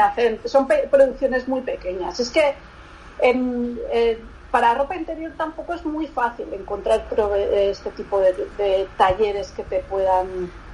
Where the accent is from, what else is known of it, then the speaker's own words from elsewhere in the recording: Barcelona, Catalonia, Spain; also born or lived in Lagunilla, Salamanca; yo soy de Barcelona, pero mi familia es de un pueblo de Salamanca